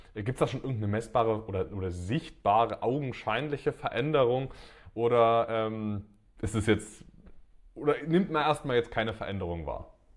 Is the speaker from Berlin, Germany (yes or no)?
no; Dresden, Saxony, Germany; in Dresden, in meiner Heimat